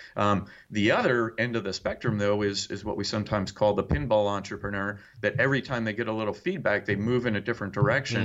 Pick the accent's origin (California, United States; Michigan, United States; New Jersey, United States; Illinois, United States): New Jersey, United States; now in Indiana, United States; I grew up in New Jersey